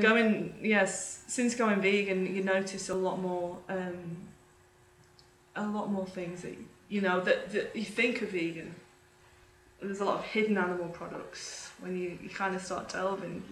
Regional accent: United Kingdom; moved away as an adult; now in Australia; So I'm originally from the UK. You can probably tell from my accent I'm not a full Aussie

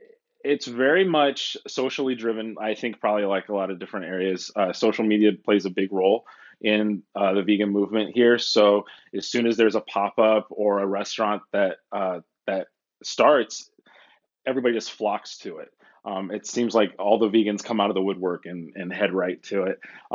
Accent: Chicago, Illinois, United States; now in Southern California, United States; I'm originally from the Midwest. I was born in Chicago, Illinois, moved around a lot and ended up in Southern California, which is where I live now.

